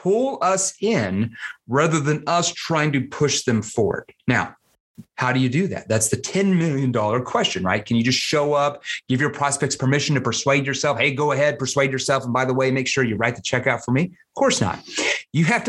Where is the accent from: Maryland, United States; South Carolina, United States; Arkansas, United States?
Arkansas, United States; I'm from Arkansas.